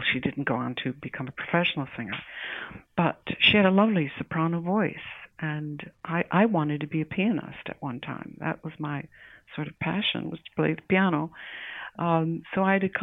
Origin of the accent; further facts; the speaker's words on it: Detroit, Michigan, United States; born in Detroit, Michigan, and that's where I grew up